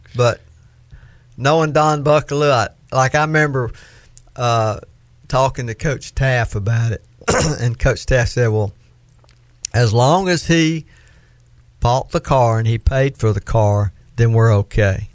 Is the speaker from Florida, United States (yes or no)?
yes; Florida, United States; accent: southern; I was from Florida